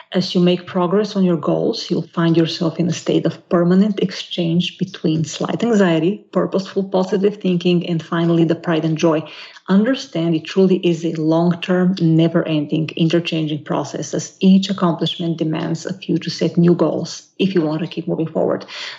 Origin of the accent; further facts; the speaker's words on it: Bolivia; I think it will be very clear to your listeners that you are from Brazil and I'm from Bolivia because of the way we think and react